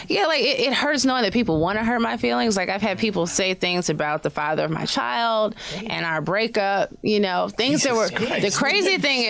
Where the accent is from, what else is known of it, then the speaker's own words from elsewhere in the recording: Chicago south suburbs, Illinois, United States; now in New York, United States; I'm from Chicago